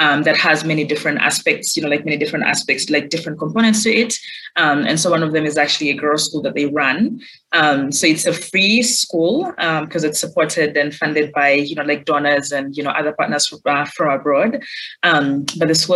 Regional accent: Uganda; moved away as an adult; also born or lived in United States; growing up in Uganda

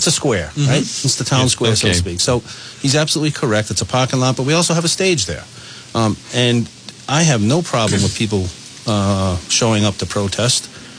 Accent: North Smithfield, Rhode Island, United States; now in Woonsocket, United States; I grew up in North Smithfield.

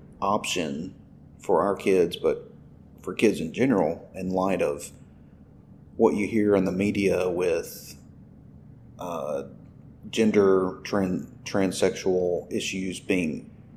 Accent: Humboldt, Tennessee, United States; moved away as an adult; also born or lived in Indiana; And I went through the city school system here. I graduated in Humboldt City Schools mm-hmm. in the late 90s.

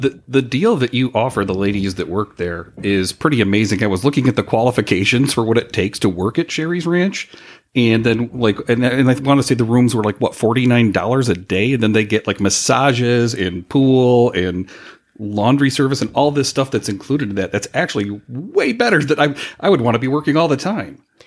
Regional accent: Chicago, Illinois, United States; we're from Chicago

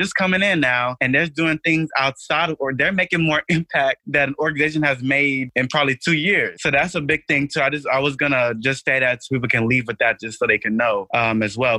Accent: Nigeria; I'm Nigerian, so I joined African Student Union

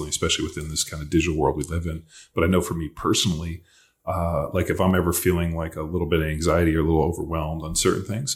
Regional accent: California, United States; moved away; I grew up in California

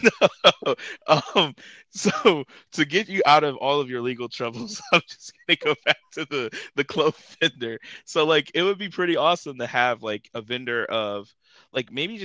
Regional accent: Ohio, United States; we're from Ohio

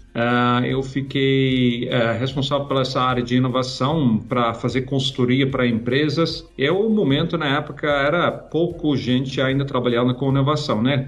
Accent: Netherlands; Portuguese is a second language; moved away as an adult; now in Brazil; lá na Holanda, né? É, onde meu país natal

